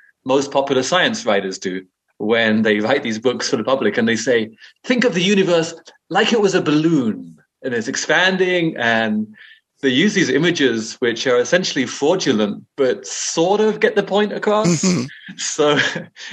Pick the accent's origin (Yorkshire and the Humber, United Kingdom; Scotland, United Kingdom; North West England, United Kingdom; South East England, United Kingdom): South East England, United Kingdom; Brighton; moved away as an adult; also born or lived in India; grew up in Brighton in England.